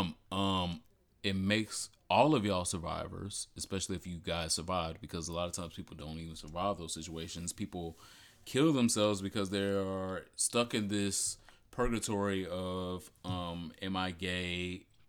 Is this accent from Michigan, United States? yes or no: yes; Detroit, Michigan, United States; I am from Michigan, Detroit.